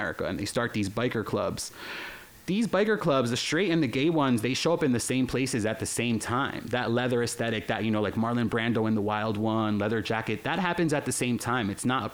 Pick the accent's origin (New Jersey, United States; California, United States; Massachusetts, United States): New Jersey, United States; Newark; first language Spanish; English is a second language; also born or lived in Spain / Barcelona; the metal fans that I grew up around in Newark, New Jersey